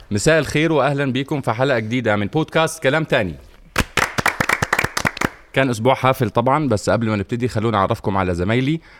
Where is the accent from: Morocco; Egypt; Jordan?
Egypt